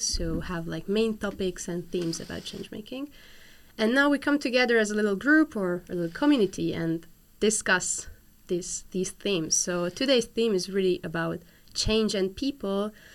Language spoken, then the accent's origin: English; Hungary; I'm from Hungary